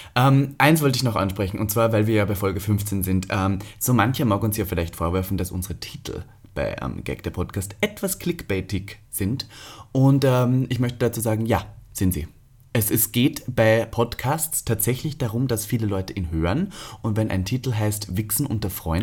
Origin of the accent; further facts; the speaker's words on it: Austria; now in Germany; ich bin Österreicher, Staatsbürgerschafts